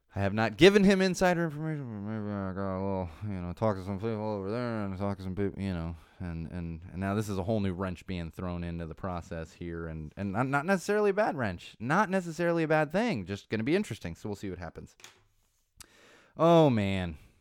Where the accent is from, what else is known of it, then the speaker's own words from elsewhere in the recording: San Diego, California, United States; I grew up in San Diego